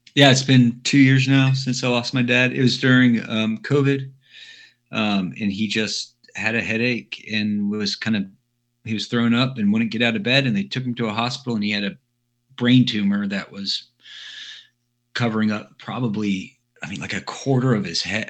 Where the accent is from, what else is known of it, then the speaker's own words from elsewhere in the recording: Dallas, Texas, United States; I grew up in Dallas